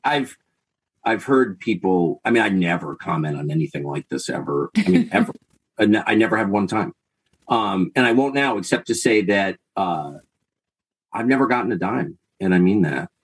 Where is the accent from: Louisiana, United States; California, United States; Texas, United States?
California, United States; Southern; moved away; also born or lived in Laurel Canyon, Los Angeles / La Jolla / Georgetown / Maine; I grew up in Southern California at a time when people were doing really weird stuff